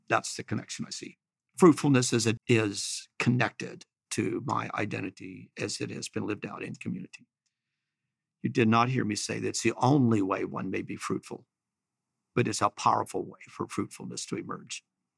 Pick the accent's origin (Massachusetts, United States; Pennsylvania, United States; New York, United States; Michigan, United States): Pennsylvania, United States; Chambersburg; I'm from Chambersburg